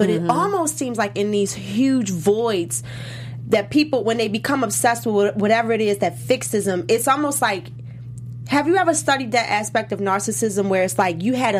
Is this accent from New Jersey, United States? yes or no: no; Baltimore, Maryland, United States; DC, I'm from Baltimore.